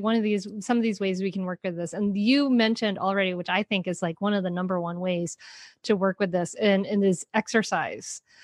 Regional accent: Rhode Island, United States; moved away as an adult; now in Delaware, United States; I grew up in Rhode Island

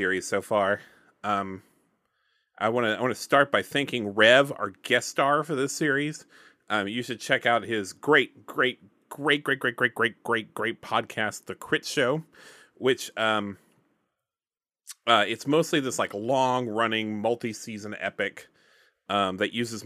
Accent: Alabama, United States; I'm from Alabama

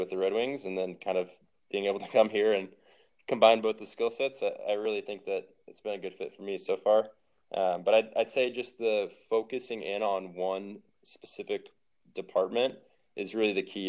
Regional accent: Missouri, United States; also born or lived in Ohio / Detroit; now in Phoenix, United States; who knew I was ever going to be in Phoenix growing up in the Midwest, but no complaints anymore.

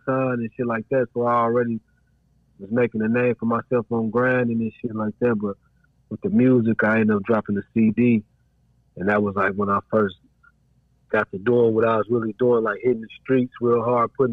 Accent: Dayton, Ohio, United States; also born or lived in Trotwood; I was born and raised here

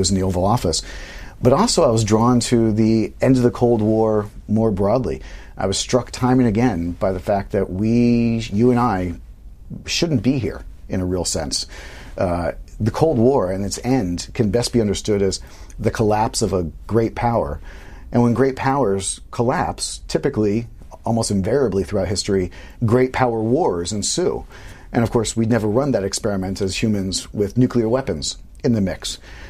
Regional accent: Omaha, Nebraska, United States; Omaha West Side.

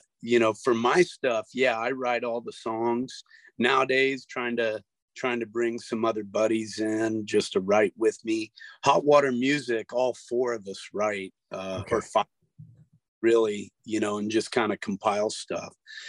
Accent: Sarasota, Florida, United States; also born or lived in Texas / Georgia / Tennessee / Louisiana; I was born in Texas, and we went from Texas to Lilburn, Georgia, to Chattanooga, Tennessee, down to Lafayette, Louisiana, and then from there down to Sarasota.

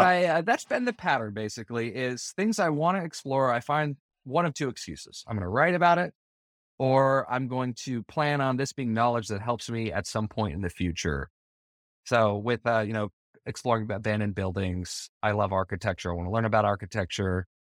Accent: Bonneville County, Idaho, United States; I grew up in Idaho, in uh, kind of outside of a small town. I grew up in Bonneville County

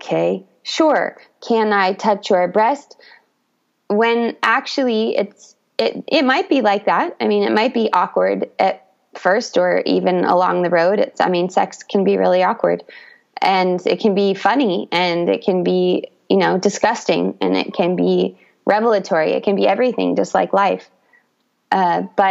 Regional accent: United States; moved away as an adult; also born or lived in Brazil; I grew up in the United States

